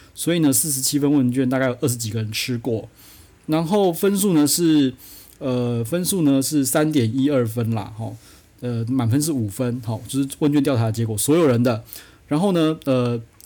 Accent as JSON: {"language": "Chinese", "country": "Taiwan", "said": "我台湾人"}